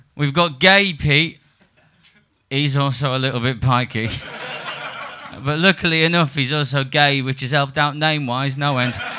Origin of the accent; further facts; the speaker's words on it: Liverpool, North West England, United Kingdom; also born or lived in Surbiton, London; now in London, United Kingdom; I'm from Liverpool. Um, I live in London.